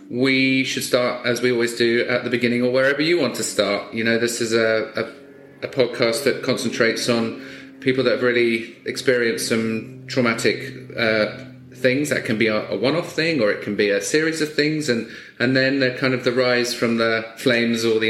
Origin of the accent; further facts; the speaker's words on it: England, United Kingdom; moved away; I'm from England originally and we don't have much in the way of hurricanes